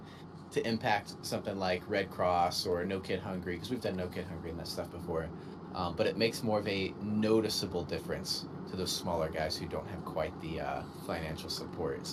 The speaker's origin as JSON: {"language": "English", "region": "Texas", "country": "United States", "also_born_or_lived": "Washington State", "moved": "yes", "lives_now": "Washington, United States", "said": "I'm from Texas"}